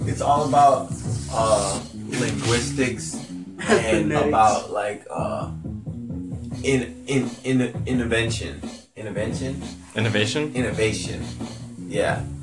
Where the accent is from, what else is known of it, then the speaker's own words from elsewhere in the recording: California, United States; I came from California and I, I used it in South Carolina